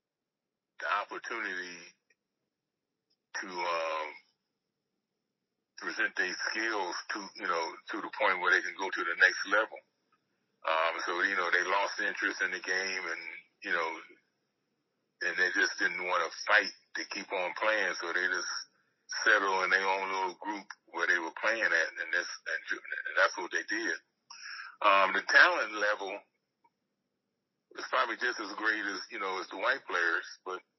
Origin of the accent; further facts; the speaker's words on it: California, United States; also born or lived in Philadelphia; we moved from Philadelphia to California. And we just adopted California as our hometown. And that was it. You know, that's where we considered home. And I grew up there